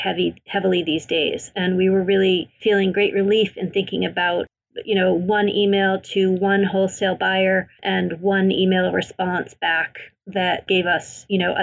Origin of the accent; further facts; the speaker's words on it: Maine, United States; I grew up in Maine.